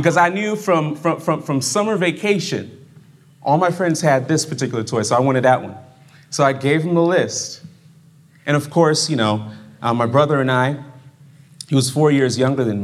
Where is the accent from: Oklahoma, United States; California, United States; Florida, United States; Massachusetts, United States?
Florida, United States; Fort Lauderdale; also born or lived in Brooklyn, New York; now in Berrien Springs, United States; I was growing up in Brooklyn. And in Brooklyn, New York, it's kind of similar to the weather that's up here right now. And I left there when I was 7 years old. And then I went to South Florida. And I was in Fort Lauderdale